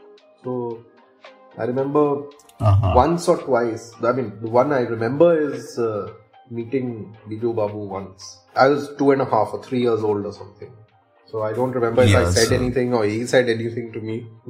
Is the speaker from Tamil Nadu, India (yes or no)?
no; Odisha, India; born there; Okay, so home field advantage, I was born in Odisha.